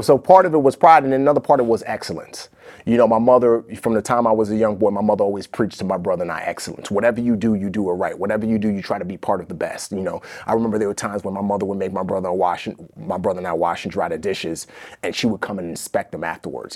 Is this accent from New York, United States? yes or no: yes; New York City, New York, United States; accent: American; also born or lived in Nigeria; growing up in the Bronx, it's like a drug deal on every corner